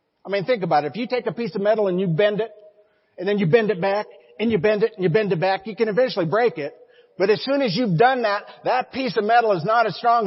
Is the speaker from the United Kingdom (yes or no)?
no; Montana, United States; We're from Montana, not West Virginia